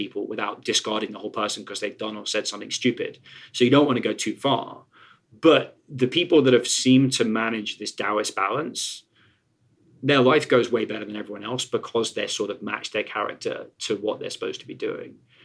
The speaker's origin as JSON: {"language": "English", "region": "England", "country": "United Kingdom", "said": "I'm English"}